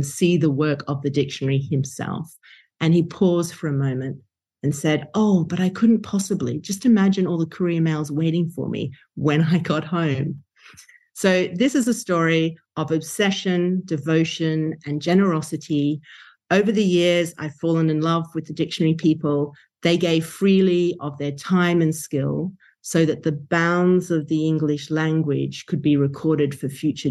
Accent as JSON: {"language": "English", "town": "Brisbane", "region": "Queensland", "country": "Australia", "tie": "born or raised there", "said": "my hometown of Brisbane, Australia"}